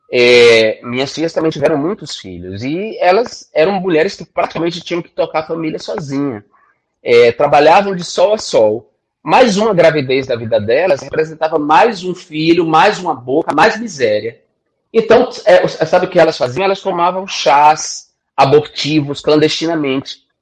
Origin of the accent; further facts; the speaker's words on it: Northeast Region, Brazil; venho do Nordeste, venho da extrema pobreza